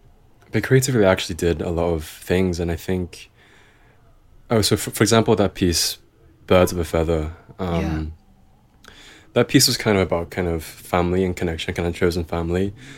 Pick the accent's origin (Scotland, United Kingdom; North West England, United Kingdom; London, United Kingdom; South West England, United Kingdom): North West England, United Kingdom; Liverpool; haven't been back to Liverpool in over a year because of COVID. So I guess that's also kind of why my accent's kind of softened a bit, because I haven't had a chance to kind of top it up in a while.